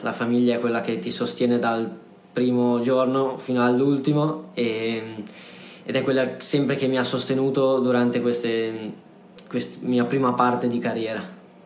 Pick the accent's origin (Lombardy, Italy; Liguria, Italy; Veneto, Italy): Liguria, Italy; Sanremo; io sono di Sanremo